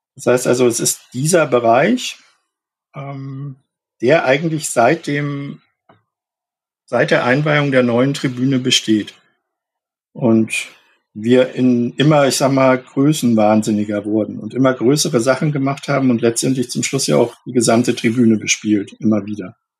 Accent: Munich, Bavaria, Germany; moved away as an adult; also born or lived in Berlin; now in Hamburg, Germany; Ich bin in München geboren und aufgewachsen

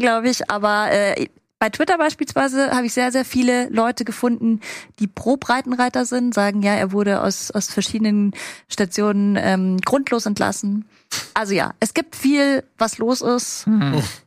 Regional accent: the South, Southern Germany, Germany; ich bin aus dem Süden

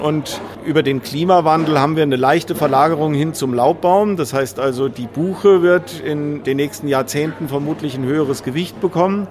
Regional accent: Germany; bei uns in Deutschland

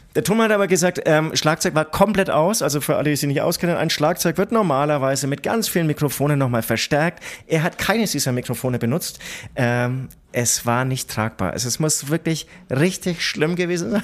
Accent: Nuremberg, Bavaria, Germany; ich bin in Nürnberg geboren.

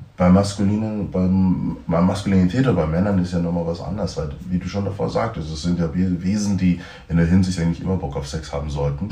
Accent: Germany; born or raised there

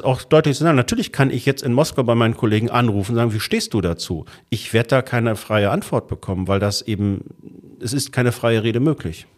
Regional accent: Germany; als Deutscher

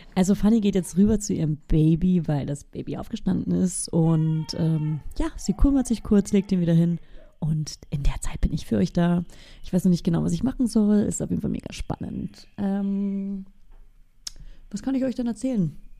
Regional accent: Bavaria, Germany; moved away; in meiner Heimat, in Bayern

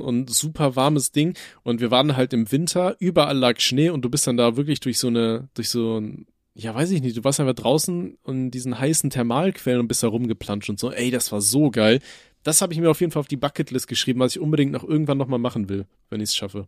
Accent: Rhineland-Palatinate, Germany; bei uns in Rheinland-Pfalz

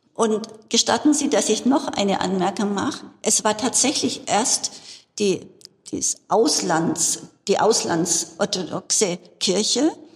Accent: Bavaria, Germany; Ich bin in Bayern aufgewachsen und hier auch zur Schule gegangen

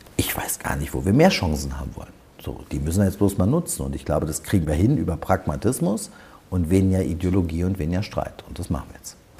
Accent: Berlin, Germany; ich wollte für meine Heimatstadt Berlin Politik machen

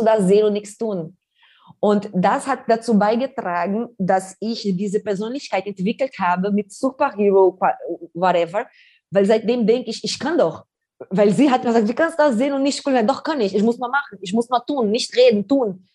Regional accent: Brazil; German is a second language; now in Germany; wir sind in Favela geboren, aufgewachsen, ohne Strom, ohne fließendes Wasser

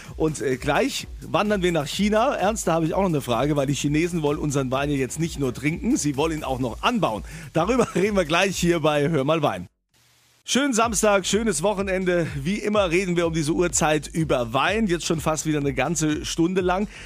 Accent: Rheinhessen, Rhineland-Palatinate, Germany; in meiner Heimat in Rheinhessen

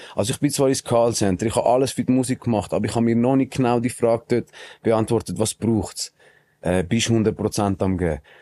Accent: Switzerland; also born or lived in Colombia; wir als Schweizer

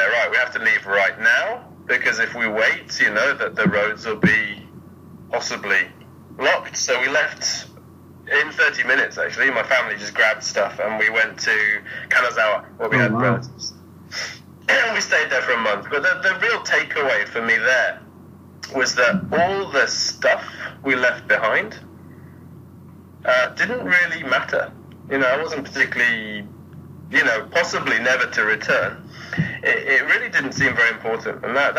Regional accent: England, United Kingdom; moved away as an adult; also born or lived in Germany / Spain / China; now in Japan; So my parents are British. I was born in Germany, lived there for a couple of years. So I left when I was two. Went back to England for a bit, then moved to Spain for 8 years.

